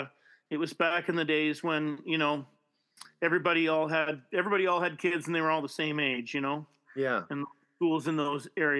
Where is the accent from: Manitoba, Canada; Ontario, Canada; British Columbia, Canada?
Manitoba, Canada; Winnipeg; also born or lived in Vancouver; I grew up in Fort Garry